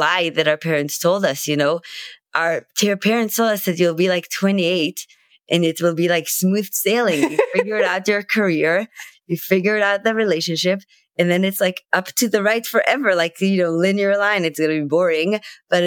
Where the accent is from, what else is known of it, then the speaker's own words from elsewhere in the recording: Israel; I'm from Israel